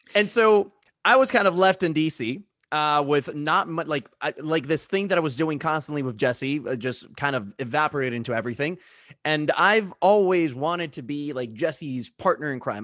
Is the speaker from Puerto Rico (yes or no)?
yes; Puerto Rico; I grew up in Puerto Rico